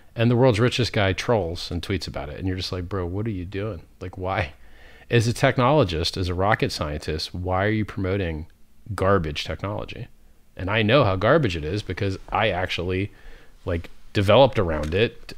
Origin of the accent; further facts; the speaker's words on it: Fort Lauderdale, Florida, United States; I grew up in Fort Lauderdale, Florida, which is the Venice of America